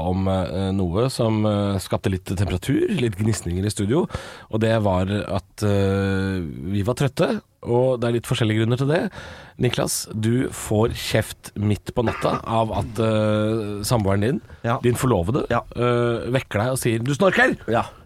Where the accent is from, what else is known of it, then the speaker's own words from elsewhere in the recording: Drammen, Buskerud, Norway; 32 år, fra Drammen.